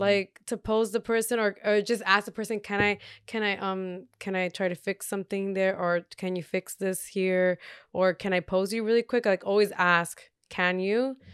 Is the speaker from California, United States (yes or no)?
yes; Torrance, California, United States; also born or lived in Redondo Beach / Gardena; I lived in Gardena, uh, when I was born, all the way until I was four, and then once, when I was still four years old, we moved to Torrance